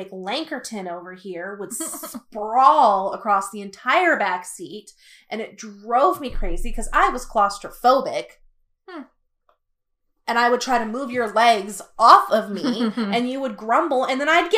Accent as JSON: {"language": "English", "town": "Amherst", "region": "Pennsylvania", "country": "United States", "tie": "born or raised there", "said": "we grew up in Amherst, Pennsylvania, this little, like ghetto"}